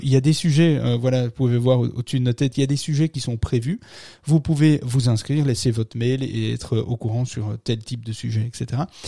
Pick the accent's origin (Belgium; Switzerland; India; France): Belgium; chez nous en Belgique.